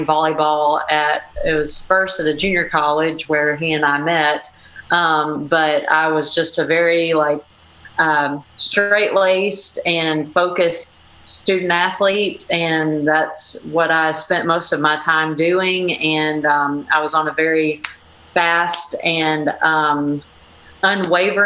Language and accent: English; Fort Payne, Alabama, United States; I'm from Fort Payne, Alabama, really small town in Northeast Alabama